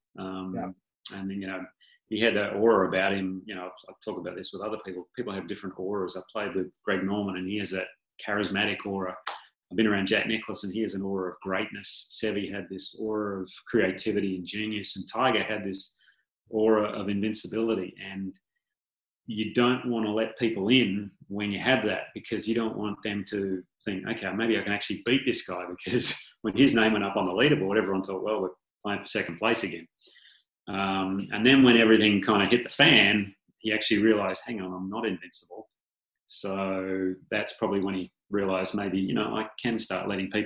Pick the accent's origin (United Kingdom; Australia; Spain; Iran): Australia; being an Aussie